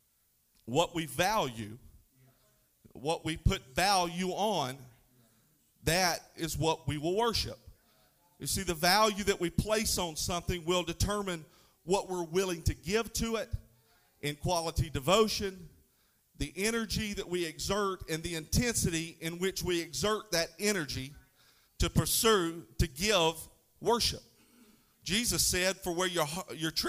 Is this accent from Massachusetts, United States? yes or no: no; North Florida, United States; I'm from North Florida, so I don't speak Greek.